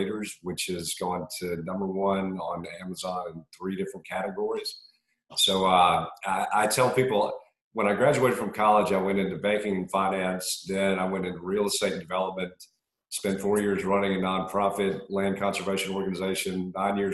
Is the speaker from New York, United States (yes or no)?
no; Augusta, Georgia, United States; also born or lived in Montreal, Canada; I was born in Montreal, Canada, and moved Augusta when I was 4 years old